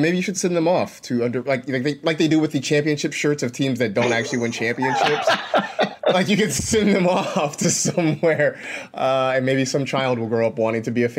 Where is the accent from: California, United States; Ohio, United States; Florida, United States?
California, United States; because, you know, I grew up in California and we don't have them.